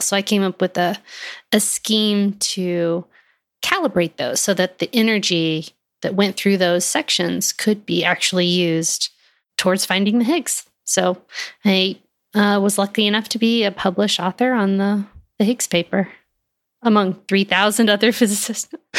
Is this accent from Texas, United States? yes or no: yes; Texas, United States; moved away as an adult; also born or lived in Fort Collins, Colorado; I am from Texas